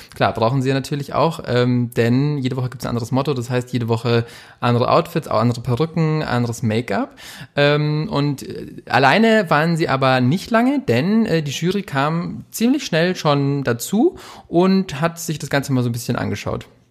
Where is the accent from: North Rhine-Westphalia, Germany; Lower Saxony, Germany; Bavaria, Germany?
Bavaria, Germany; Munich; aus unserer, meiner Heimat München.